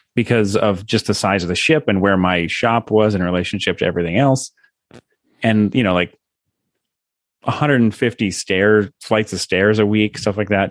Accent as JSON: {"language": "English", "country": "United States", "moved": "as an adult", "lives_now": "Japan", "said": "I'm an American"}